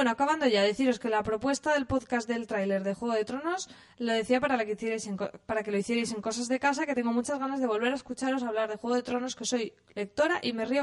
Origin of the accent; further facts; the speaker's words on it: Andalusia, Spain; Yo soy andaluza y no me siento nada identificada con lo que se muestra en ocho apellidos vascos.